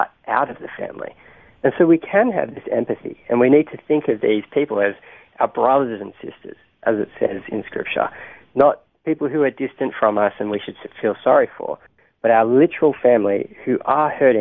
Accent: Australia; as Australian Christians

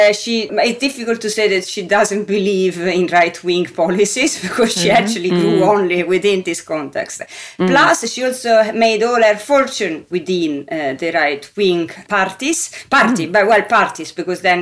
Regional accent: Rome, Lazio, Italy; I'm from Rome as well

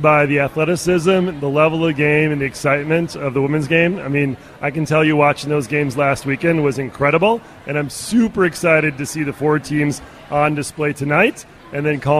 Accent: Minnesota, United States; You know, I am a Minnesotan, so of course I am a little bit.

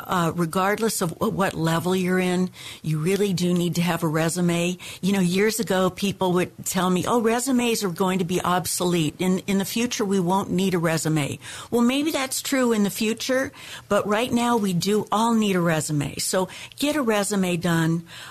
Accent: Arizona, United States; also born or lived in Seattle, United States; I was born in Seattle. Then my father, who loved the desert, moved the whole family to Arizona. And from Arizona, I came to California.

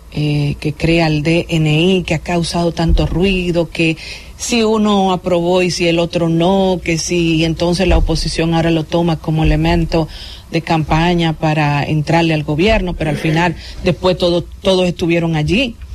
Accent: Dominican Republic; contenta como dominicana

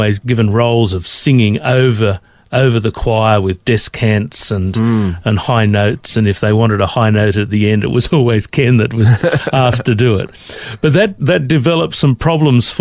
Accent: Sydney, New South Wales, Australia; now in Melbourne, Australia; I grew up in Sydney

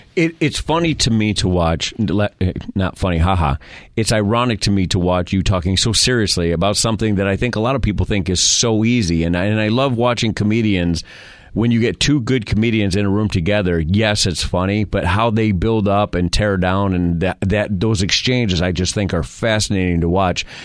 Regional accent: Rochester, New York, United States; moved away; I'm from Rochester, New York

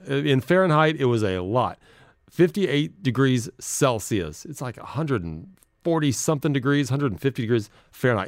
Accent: Midwest, United States; I grew up in the Midwest

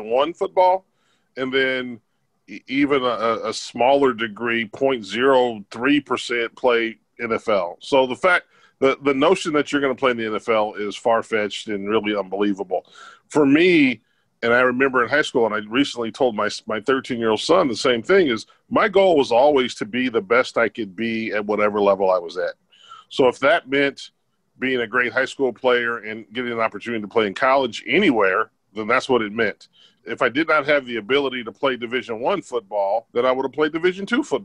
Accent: Southern California, United States; I grew up with them in Southern California

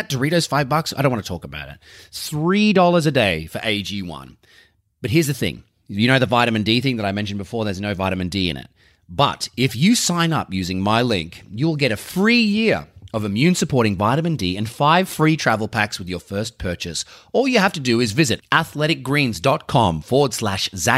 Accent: Sydney, New South Wales, Australia; I'm from Sydney. Yeah, I'm from Burwood, mate.

